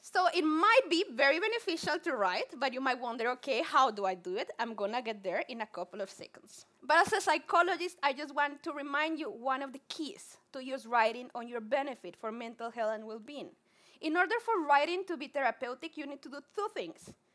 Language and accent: English; Colombia; accent: Spanglish; English is a second language; I'm super Colombian. If you have not my, heard my Spanglish accent, I'm Colombian